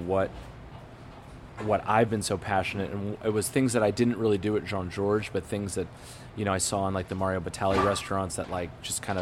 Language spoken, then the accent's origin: English; Kansas, United States; now in New York City, United States; I'm from the Midwest. I'm a Kansas kid